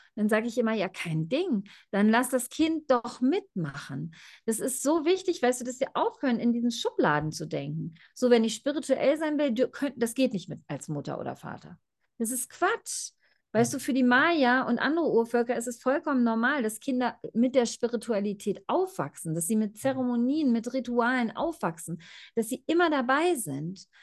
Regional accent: Germany; moved away; ich bin ja auch in Deutschland groß geworden.

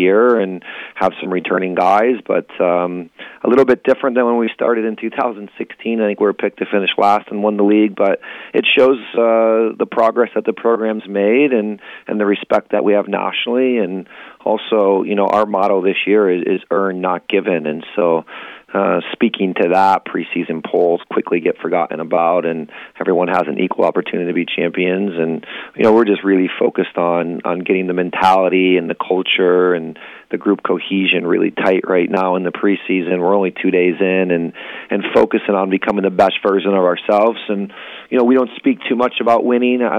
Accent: Southwest Michigan, United States; now in Portland, United States; growing up in Southwest Michigan at that time

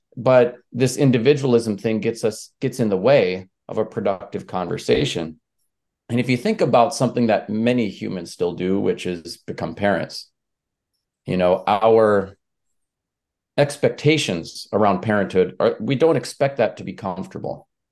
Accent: Leech Lake, northern Minnesota, United States; I come from Leech Lake, which is one of a number of Ojibwe, uh, reservations, mines in northern Minnesota.

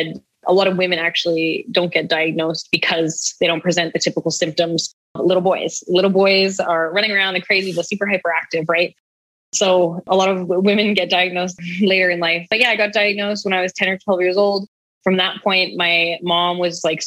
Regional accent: Calgary, Alberta, Canada; moved away as an adult; also born or lived in Vancouver, Canada; now in Mexico; I'm from Calgary, Alberta in Canada, which is super cold right now

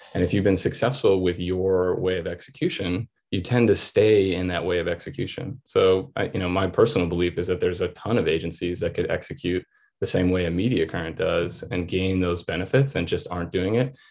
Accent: Atlanta, Georgia, United States; I was from Atlanta

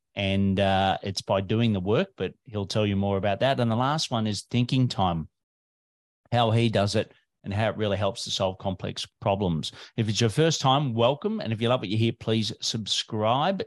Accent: Australia

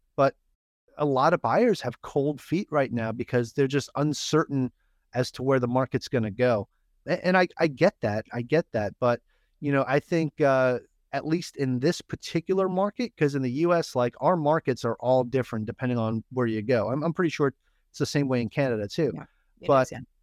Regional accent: New York, United States; moved away; I'm from New York

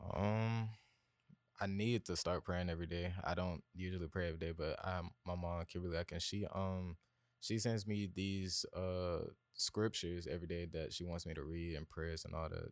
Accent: Atlanta, Georgia, United States; I'm from East Atlanta. Uh, I went to Columbia High School

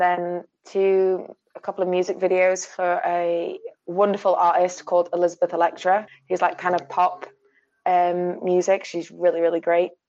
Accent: Sheffield, Yorkshire and the Humber, United Kingdom; now in Glasgow, United Kingdom; I live in Glasgow at the moment, but I'm from Sheffield

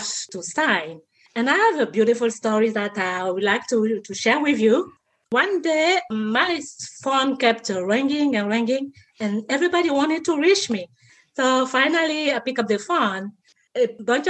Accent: Côte d’Ivoire; moved away; also born or lived in Paris, France / Astana, Kazakhstan; I was born and raised in Côte d'Ivoire, West Africa, and I left

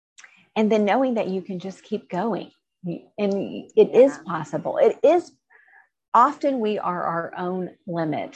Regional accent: the South, United States; I grew up in the South

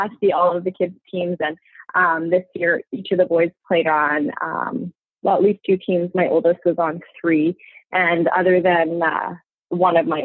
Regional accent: Brandon, Manitoba, Canada; also born or lived in Winnipeg / Calgary; I was born and raised right here in Brandon.

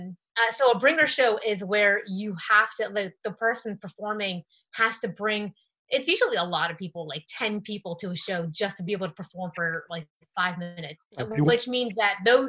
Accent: outside of Pittsburgh, Pennsylvania, United States; I grew up outside of Pittsburgh

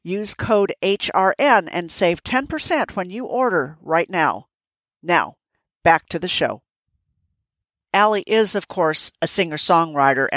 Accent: Minnesota, United States; I remember being fortunate enough to ride through endless woods and fields when I was growing up in Minnesota

